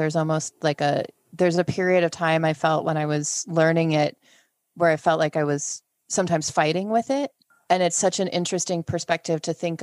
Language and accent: English; United States; as an American